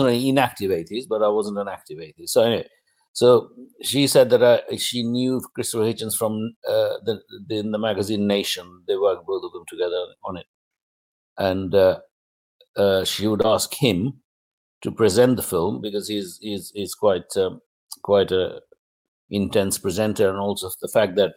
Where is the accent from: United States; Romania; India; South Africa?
India; English is a second language; moved away as an adult; now in United Kingdom